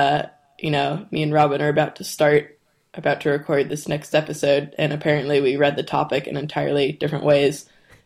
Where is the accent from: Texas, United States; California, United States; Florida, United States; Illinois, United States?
Texas, United States; Houston; moved away as an adult; also born or lived in Chicago; I left Chicago to come back to Houston, my hometown